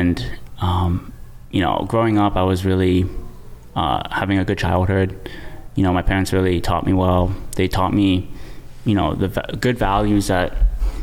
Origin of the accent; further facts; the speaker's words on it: Mississauga, Ontario, Canada; Born and raised in Mississauga